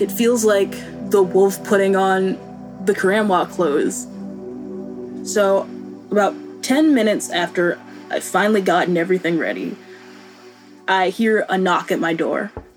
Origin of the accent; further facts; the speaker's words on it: Boone, North Carolina, United States; moved away; I grew up in Boone, North Carolina, in very conservative purity culture